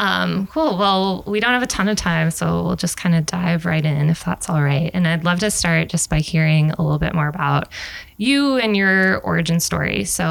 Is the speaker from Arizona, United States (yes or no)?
yes; Arizona, United States; moved away; I'm also from the Southwest. I'm from Arizona.